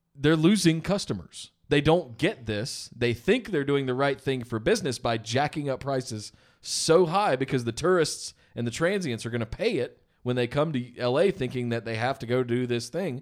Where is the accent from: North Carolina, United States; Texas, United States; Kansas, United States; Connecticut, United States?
North Carolina, United States; Charlotte; now in Los Angeles, United States; I'm from Charlotte originally